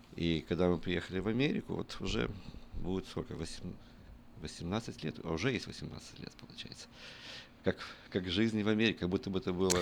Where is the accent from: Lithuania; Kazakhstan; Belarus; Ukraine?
Ukraine; Western Ukraine; я родился в, э, на Западной Украине